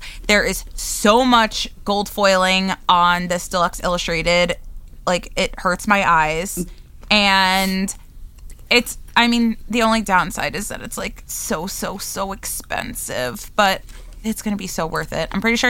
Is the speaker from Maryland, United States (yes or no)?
no; New York, United States; accent: New Yorker; I like still sound like a New Yorker.